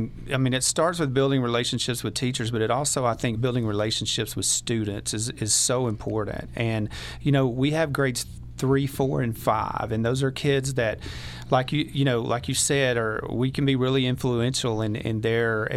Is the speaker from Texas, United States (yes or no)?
yes; East Texas, United States; moved away as an adult; also born or lived in Pecos, Texas; now in Dalhart, United States; I'm originally from East Texas